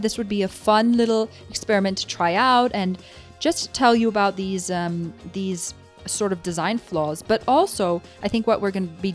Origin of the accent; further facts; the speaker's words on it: Germany; now in Madrid, Spain; I'm half British, half Italian, but my family was all the time in Germany. So I've grown up my whole life in Germany